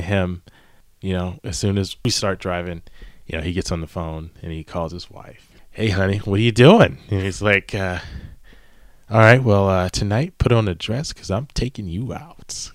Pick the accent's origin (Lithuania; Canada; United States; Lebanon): United States; East Coast; now in Los Angeles, United States; growing up on the East Coast